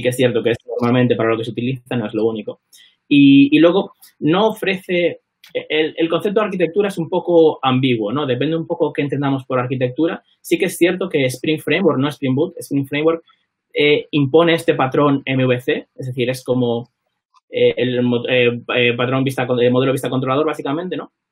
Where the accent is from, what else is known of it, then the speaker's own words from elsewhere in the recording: Vigo, Galicia, Spain; moved away as an adult; now in London, United Kingdom; soy vigués